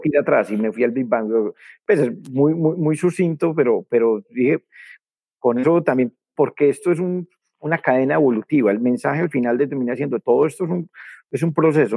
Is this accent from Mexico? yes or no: no; Colombia; yo soy campesino de la ruralidad cafetera de Colombia